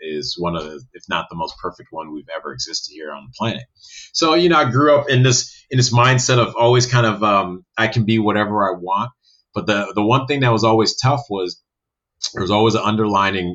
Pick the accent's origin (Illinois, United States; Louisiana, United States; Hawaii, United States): Illinois, United States; Chicago; I grew up in North Shore, Chicago